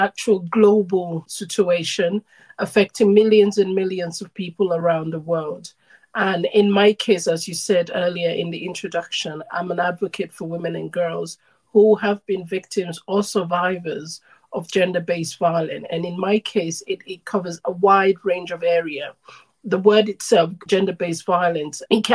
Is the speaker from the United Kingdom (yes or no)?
no; Sierra Leone; I'm originally from Sierra Leone, West Africa.